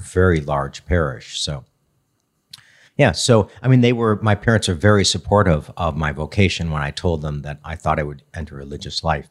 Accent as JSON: {"language": "English", "town": "Redford Township", "region": "Michigan", "country": "United States", "tie": "born or raised there", "also_born_or_lived": "Chicago", "said": "I grew up in D, the Detroit area"}